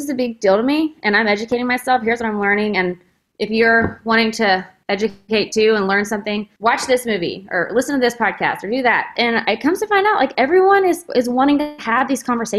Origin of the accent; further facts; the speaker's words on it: Texas, United States; We're both from Texas